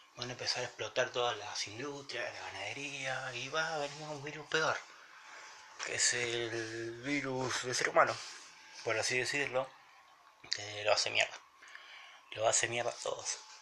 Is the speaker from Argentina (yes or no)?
yes; Argentina; en mi país, en Argentina